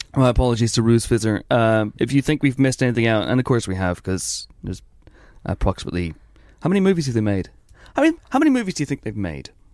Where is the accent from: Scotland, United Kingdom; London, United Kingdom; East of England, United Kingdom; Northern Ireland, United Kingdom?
Northern Ireland, United Kingdom; growing up in Northern Ireland